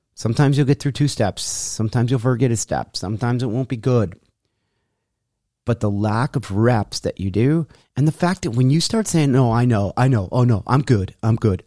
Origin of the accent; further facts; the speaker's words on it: Rochester, New York, United States; moved away; when I left my hometown, Rochester, New York